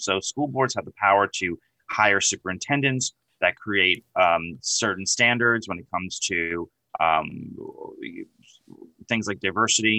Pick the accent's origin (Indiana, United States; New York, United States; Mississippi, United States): New York, United States; accent: New York; I'm from New York. If you couldn't tell by my accent